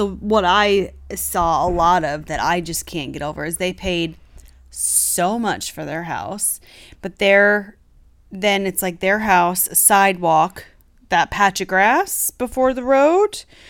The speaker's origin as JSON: {"language": "English", "region": "West Coast", "country": "United States", "said": "we're from the West Coast"}